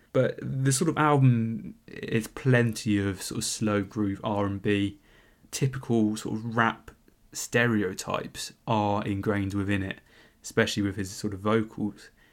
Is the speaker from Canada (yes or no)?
no; London, United Kingdom; I'm a Londoner